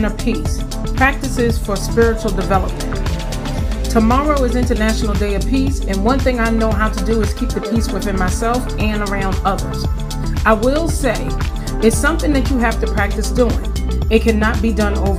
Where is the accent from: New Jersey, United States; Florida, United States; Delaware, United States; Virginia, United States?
Virginia, United States; Farmville; moved away; Today I am at my hometown of Farmville, Virginia, taking care of my mom for the next 3 weeks